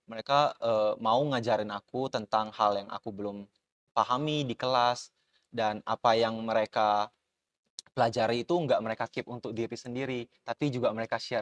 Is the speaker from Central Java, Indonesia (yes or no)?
no; Batam, Riau Islands, Indonesia; now in Cikarang, Indonesia; aku tuh uh, asalnya dari Batam, jadi aku benar-benar datang ke sini sendiri sebagai anak rantau, datang ke Cikarang buat uh, fokusin kuliah aku